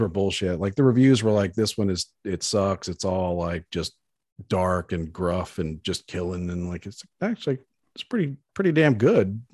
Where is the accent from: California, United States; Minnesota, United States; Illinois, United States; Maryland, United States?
Maryland, United States; Baltimore; moved away; I grew up in Baltimore on the East Coast